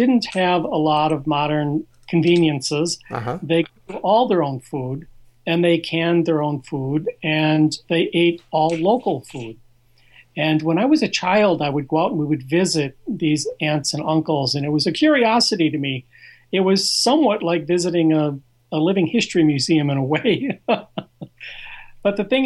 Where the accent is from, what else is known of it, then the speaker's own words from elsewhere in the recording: Iowa, United States; now in South Florida, United States; I was born and raised in Iowa